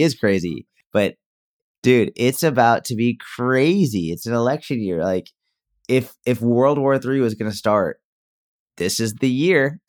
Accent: Massachusetts, United States; now in Dallas, United States; I grew up in Mass

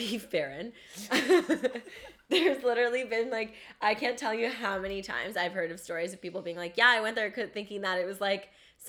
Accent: London, Ontario, Canada; there was this one in London from, like, my hometown

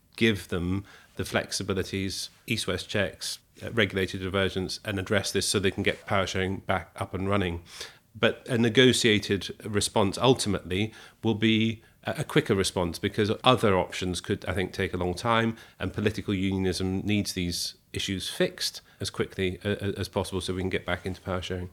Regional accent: Scotland, United Kingdom; I grew up in Scotland.

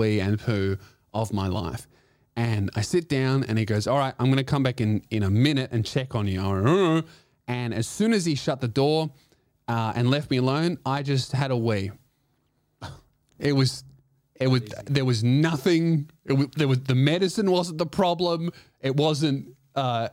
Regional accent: Australia; we're Australian

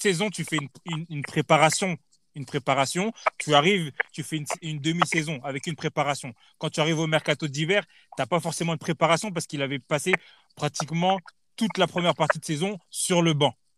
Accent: Paris, Île-de-France, France; en tant que Parisien

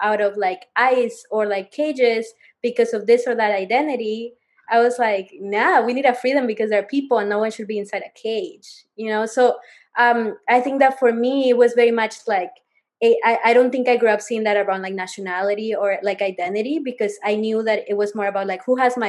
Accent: Peru; now in United States; growing up in Peru

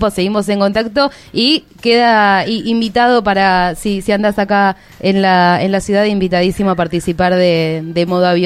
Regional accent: Argentina; yo soy del interior del país, no soy de, de capital y, para mí andar en bicicleta en mi pueblo en la hora de la siesta, yo siento que, que, mi pueblo es todo para mí.

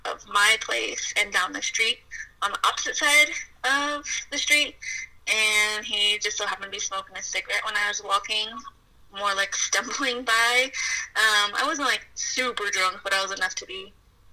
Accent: Colorado Springs, Colorado, United States; Colorado Springs, Colorado

